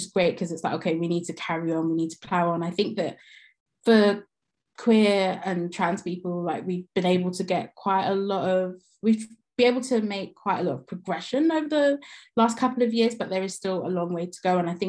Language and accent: English; Jamaica; I'm Jamaican